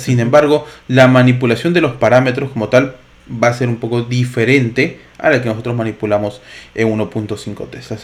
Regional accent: Lima, Peru; Ambos somos de Lima, Perú

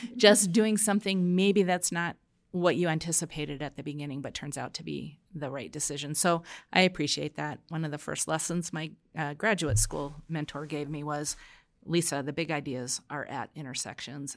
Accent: New York City, New York, United States; I was born in Brooklyn

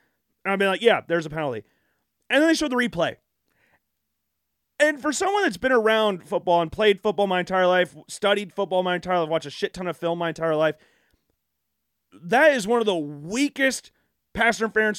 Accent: Iowa, United States; Again, I'm from Iowa. I live in the Midwest.

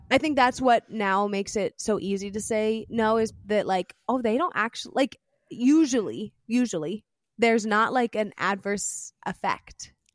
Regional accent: Pennsylvania, United States; I was born in Pennsylvania, in the United States.

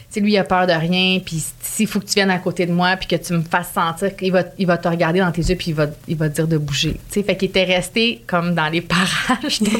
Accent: Canada; je sais pas si les gens, à cause que je venais du Canada

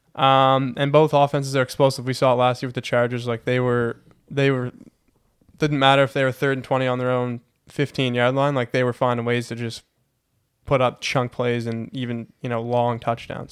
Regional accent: Heron Cove, Nova Scotia, Canada; I'm from Heron Cove, Nova Scotia

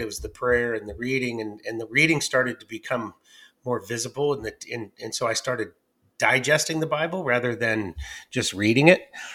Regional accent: the Northwest, Pacific Northwest, United States; moved away as an adult; also born or lived in Athens, Ohio / Georgia; after eighteen years of absence, I came back to the Northwest

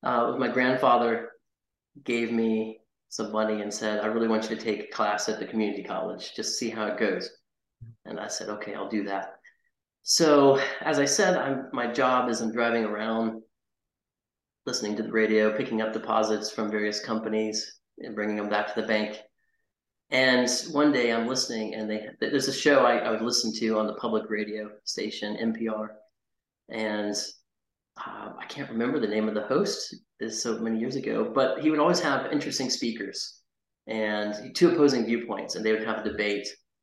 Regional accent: Fort Worth, Texas, United States; born there; also born or lived in North Carolina; I moved back to Texas, where I was born in Fort Worth

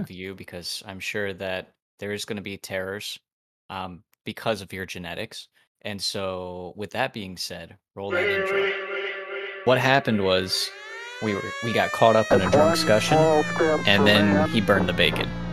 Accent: Ohio, United States; from Ohio

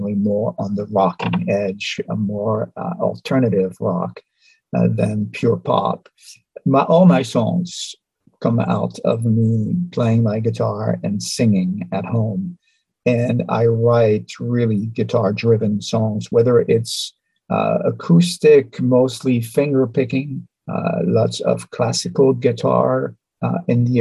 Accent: France; moved away as an adult; also born or lived in Geneva, Switzerland; now in New York City, United States; I was born in Europe, in France, near Switzerland.

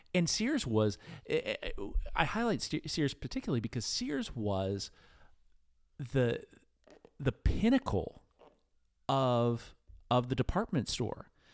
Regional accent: New Castle, Pennsylvania, United States; I grew up in in Newcastle, PA

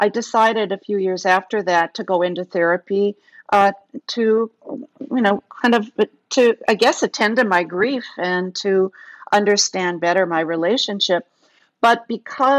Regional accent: Kenosha, Wisconsin, United States; I grew up in Kenosha, Wisconsin, which was a factory town.

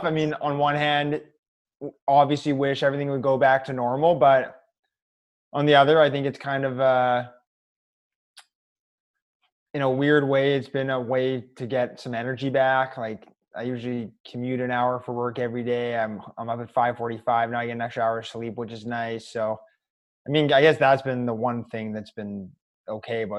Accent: Winnipeg, Manitoba, Canada; I'm from Winnipeg.

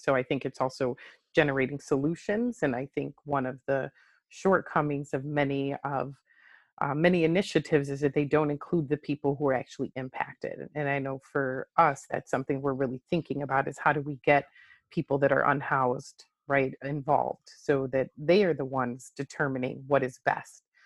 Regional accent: Chicago, Illinois, United States; moved away as an adult; now in Delaware, United States; I am originally from Chicago. uh, born and raised

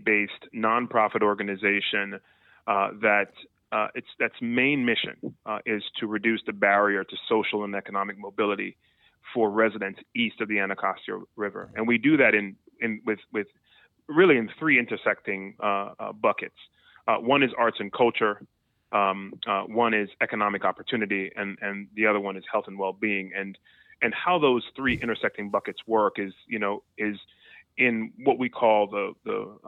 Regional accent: Jamaica; I was born and raised in Jamaica

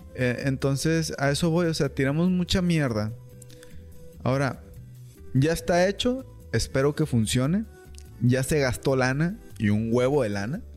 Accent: Mexico; aquí somos mexicanos

